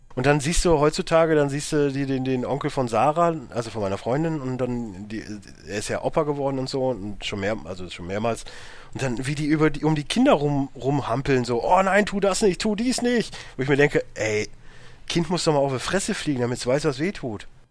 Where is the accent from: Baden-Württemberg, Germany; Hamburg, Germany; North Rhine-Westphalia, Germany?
North Rhine-Westphalia, Germany; Münsterland; now in Ruhr area, Germany; ich komme ja nun mal jetzt nicht aus dem Ruhrgebiet, ich wohne ja jetzt halt hier. So, ich komme ja aus dem Münsterland